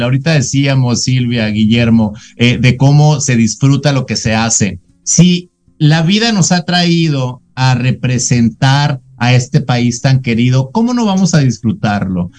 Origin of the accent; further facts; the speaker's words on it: Sonora, Mexico; moved away as an adult; also born or lived in Arizona; now in Tucson, United States; yo estoy ahora en Arizona y yo soy originario de Sonora